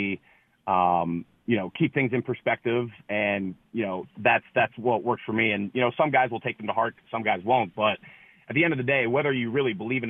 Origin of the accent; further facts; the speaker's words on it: Canada; moved away; also born or lived in Ohio; I'm a Canadian kid who played football in Ohio and then went to Brown